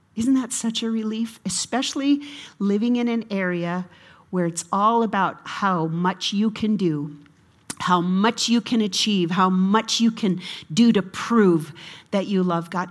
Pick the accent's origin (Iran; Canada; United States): United States; I'm an American